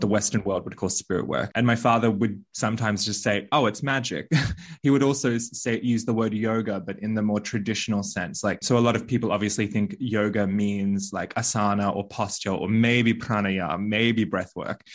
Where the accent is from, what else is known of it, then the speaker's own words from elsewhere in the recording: Bali, Indonesia; now in Australia; I was born in Bali